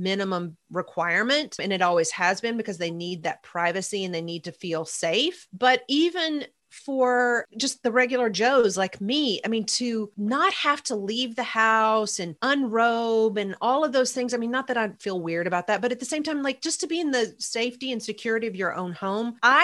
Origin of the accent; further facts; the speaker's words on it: Kentucky, United States; I'm from Kentucky